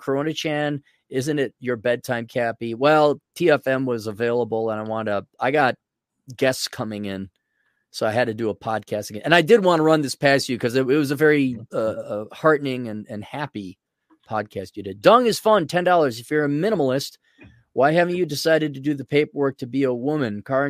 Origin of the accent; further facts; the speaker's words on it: Minneapolis, Minnesota, United States; I'm aware. I'm from Minneapolis.